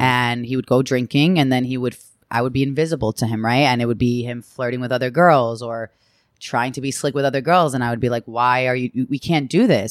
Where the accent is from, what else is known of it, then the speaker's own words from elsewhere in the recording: Long Island, New York, United States; I came from Long Island and from a privileged